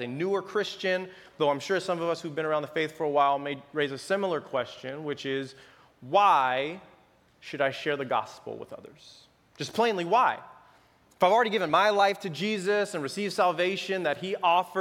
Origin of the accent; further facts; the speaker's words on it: Los Angeles, California, United States; moved away; also born or lived in San Mateo, California; I am originally from Los Angeles, born and raised.